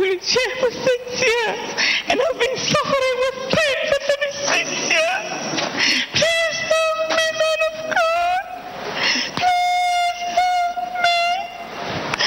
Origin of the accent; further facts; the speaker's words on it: South Africa; I'm from South Africa